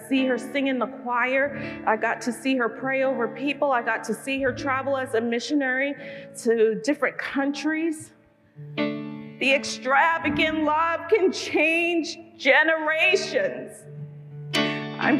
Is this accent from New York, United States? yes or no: yes; New York City, New York, United States; moved away; also born or lived in Brooklyn / New England; I was born in Brooklyn and was raised in Queens